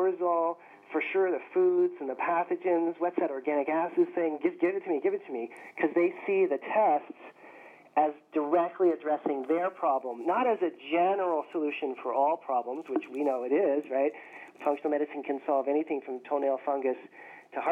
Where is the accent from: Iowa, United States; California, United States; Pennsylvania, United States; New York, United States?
California, United States; Berkeley; I grew up in Berkeley, California